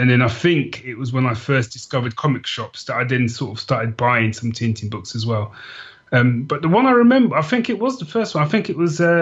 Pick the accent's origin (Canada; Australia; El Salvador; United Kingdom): United Kingdom; London; as a sort of young kid growing up in London